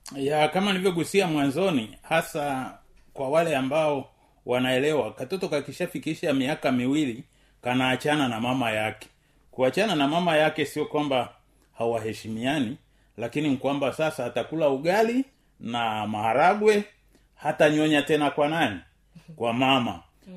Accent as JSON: {"language": "Swahili", "country": "Tanzania", "said": "kama mtanzania"}